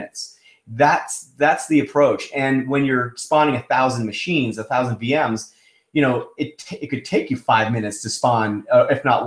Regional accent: Canada; also born or lived in Toronto / Seattle; I'm Canadian

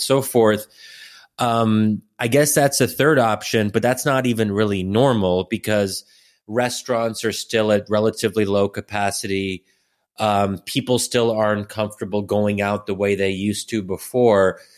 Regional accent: United States; as an American

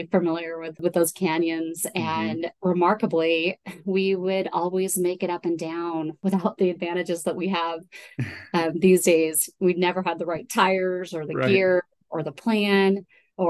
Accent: Salt Lake City, Utah, United States; also born or lived in Moab, Utah; now in Tahoe, United States; I grew up in Salt Lake City. And actually, I was kind of split between Salt Lake City and Moab, Utah

